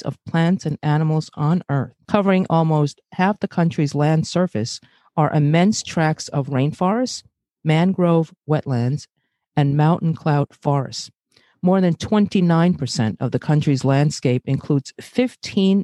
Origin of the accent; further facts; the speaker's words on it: New York City, New York, United States; also born or lived in Brazil / Bay Ridge, Brooklyn; grew up in Flatbush, Brooklyn